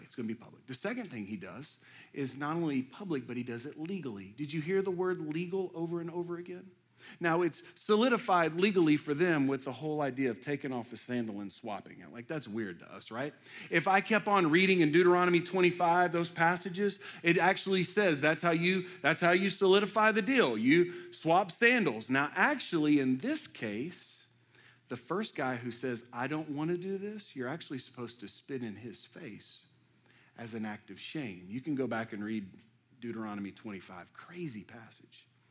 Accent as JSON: {"language": "English", "town": "Houston", "region": "Texas", "country": "United States", "tie": "born or raised there", "moved": "as an adult", "lives_now": "Lexington, United States", "said": "I was born and raised in Houston."}